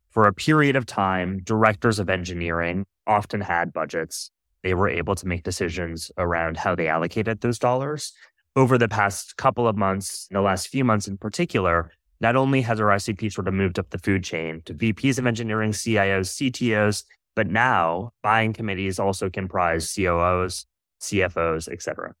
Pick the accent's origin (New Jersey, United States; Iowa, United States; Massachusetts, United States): Iowa, United States; I was born and raised in Iowa